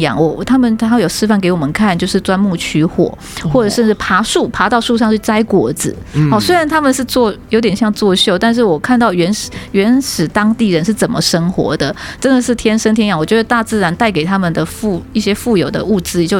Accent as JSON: {"language": "Chinese", "country": "Taiwan", "tie": "born or raised there", "said": "我们从台湾生长土生土长，没有看过雪嘛，"}